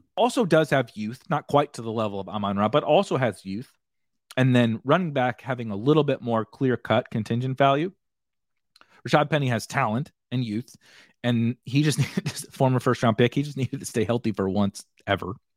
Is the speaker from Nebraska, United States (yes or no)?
no; St. Louis, Missouri, United States; I'm from Saint Louis